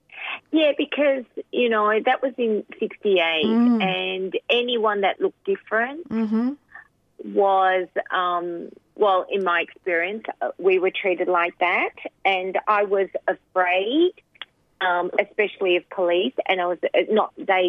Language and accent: English; Melbourne, Victoria, Australia; also born or lived in Sri Lanka; my parents decided to move us to Australia because there was trouble in Sri Lanka. So as we didn't have much money, we moved to Jacana, which is near Broadmeadows in Melbourne.